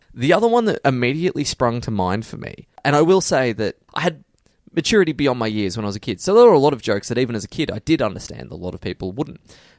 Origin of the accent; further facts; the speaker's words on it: Bronx, New York, United States; accent: Bronx; I'm watching too much of the Mets. I've just dropped back into my Bronx accent.